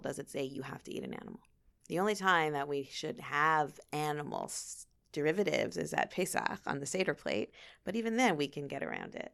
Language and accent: English; Thornhill, Ontario, Canada; moved away as an adult; also born or lived in Miami / Los Angeles / Chicago / Queens, New York; now in Toronto, Canada; I grew up in Thornhill, uh, went to York, and, uh, I left twenty-three years ago